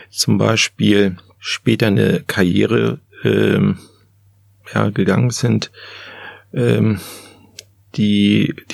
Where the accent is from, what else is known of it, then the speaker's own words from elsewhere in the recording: Germany; born there; Ich bin in Deutschland geboren.